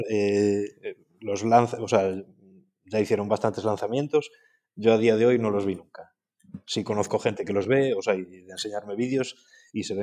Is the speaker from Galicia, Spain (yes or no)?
yes; Galicia, Spain; now in Ares, Spain